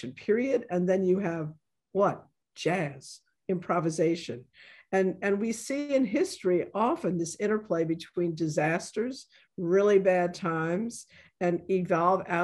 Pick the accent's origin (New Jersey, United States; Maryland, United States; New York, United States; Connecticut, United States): New York, United States; New York City; moved away; I'm originally from the South Bronx